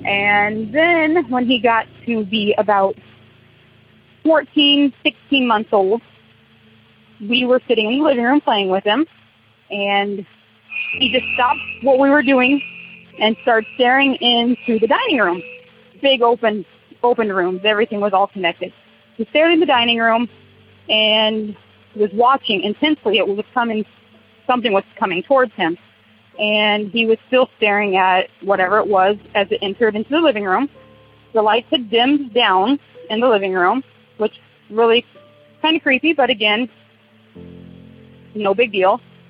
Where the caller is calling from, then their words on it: Wapello, Iowa, United States; I'm calling from Wapello, Iowa.